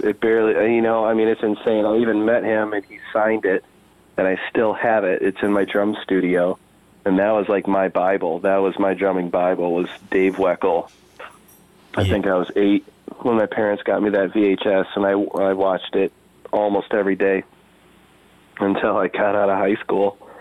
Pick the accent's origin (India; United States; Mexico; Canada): United States; Nunica, Michigan; also born or lived in Spring Lake, Michigan / Grand Haven, Michigan; being born and raised in Nunica, Michigan, and uh, you know, when I was about a teenager or so, my family moved to Spring Lake, Michigan